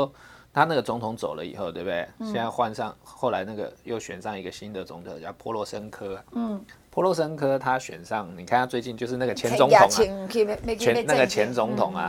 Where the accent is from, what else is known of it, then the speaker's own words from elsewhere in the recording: Taiwan; 其实我们台湾人很多人有这样了，你把我当成中国人，我感觉更小。